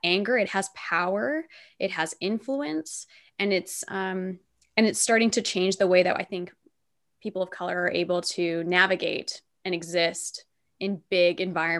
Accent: Canada; I'm Canadian

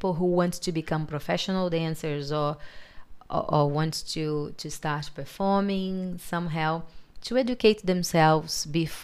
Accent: Brazil; now in Australia; I'm like, Brazil

